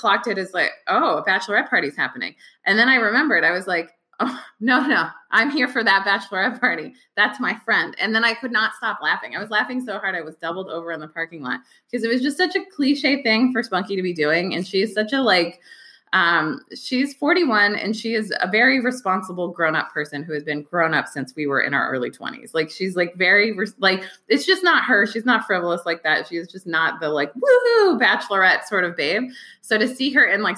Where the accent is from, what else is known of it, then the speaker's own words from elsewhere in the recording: Bay Area, California, United States; moved away as an adult; also born or lived in Brooklyn / Los Angeles; I grew up in the Bay Area